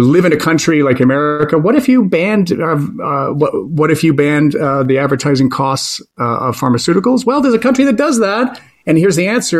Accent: Canada; moved away as an adult; as a Canadian broadcaster

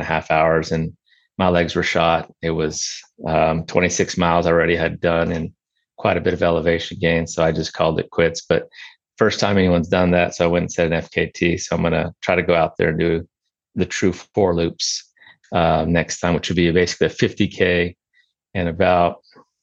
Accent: San Angelo, Texas, United States; now in Midland, United States; born and raised in San Angelo, Texas, so not far from where I'm at now

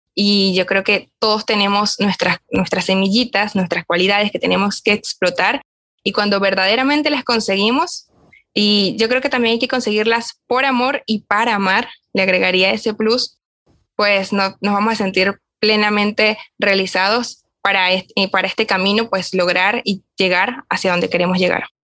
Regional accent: Barquisimeto, Lara, Venezuela; comencé a estudiar comunicación social acá en Barquisimeto, donde yo soy

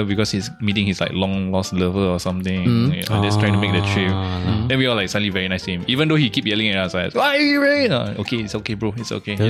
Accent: Singapore; I'm from Singapore

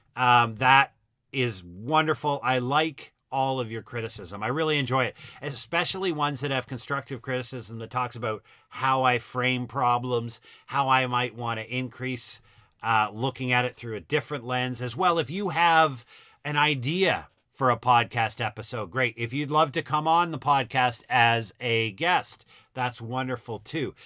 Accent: Halifax, Nova Scotia, Canada; now in Ontario, Canada; Halifax, my hometown

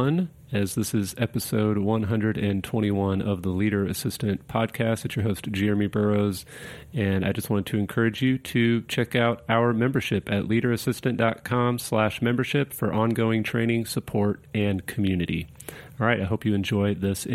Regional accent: Kansas City, United States; also from Kansas City, which is my hometown

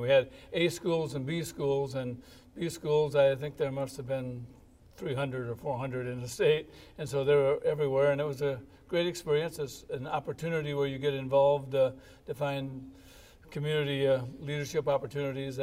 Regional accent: Dell Rapids, South Dakota, United States; now in Sioux Falls, United States; I'm originally from Del Rapids, South Dakota. I'm a native of there.

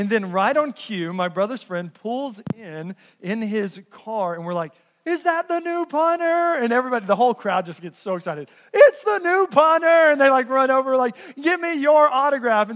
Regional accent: Texas, United States; moved away; I grew up in Texas

